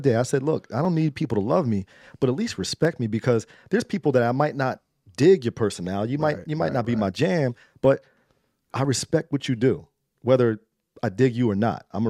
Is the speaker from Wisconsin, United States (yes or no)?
no; New York, United States; Yo, me too.